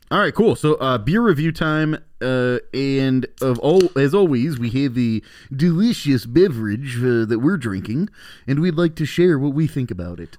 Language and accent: English; Elkhorn, Wisconsin, United States; also born or lived in Milwaukee; I'm from Elkhorn.